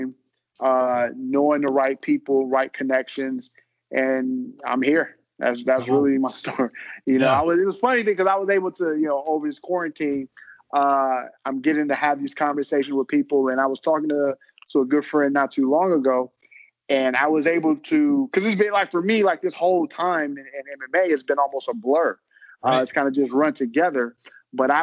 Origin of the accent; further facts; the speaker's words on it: Houston, Texas, United States; Grew up in Houston, Texas